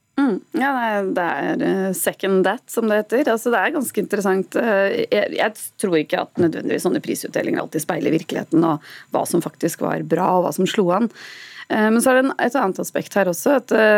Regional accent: Norway; vi er nordmenn

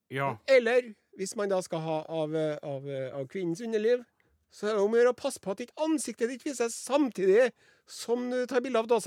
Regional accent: Trøndelag, Norway; men vi, han er fra Oppdal, jeg er fra Namdalen.

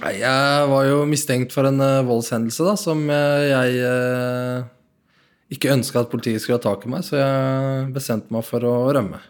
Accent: Nador, Oriental, Morocco; now in Norway; jeg blei kjørt inn fra Nador, der jeg er fra

